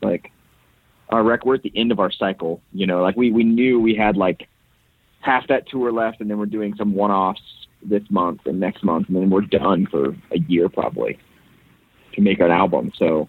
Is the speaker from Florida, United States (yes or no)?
yes; Florida, United States; So I was, my generation was the first generation born in Florida.